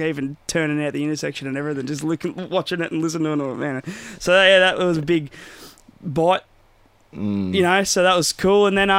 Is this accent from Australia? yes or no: yes; Bendigo, Victoria, Australia; also born or lived in Croydon, Victoria; then I was about 11-ish, and then we all moved up to Bendigo.